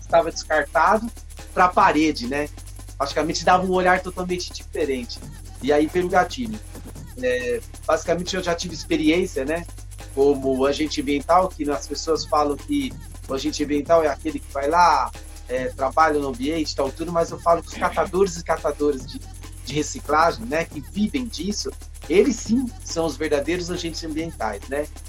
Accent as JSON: {"language": "Portuguese", "town": "Taboão da Serra", "region": "São Paulo", "country": "Brazil", "tie": "born or raised there", "also_born_or_lived": "Paraná", "said": "Eu vim para cá, para Taboão da Serra, é, a meados de 1975, seis meses de vida, né? Morando sempre em Taboão da Sé, praticamente taboonense, né? Mas eu sou do Paraná"}